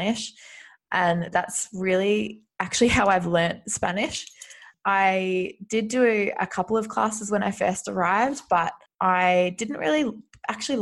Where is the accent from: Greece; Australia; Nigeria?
Australia; moved away as an adult; now in Madrid, Spain; I'm originally from Australia, but I've been living in Spain, in Madrid, since September last year